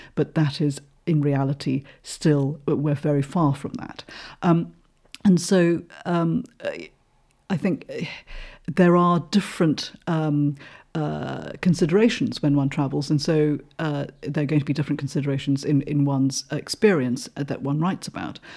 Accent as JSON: {"language": "English", "country": "Malaysia", "moved": "yes", "lives_now": "United Kingdom", "said": "I'm originally from Malaysia"}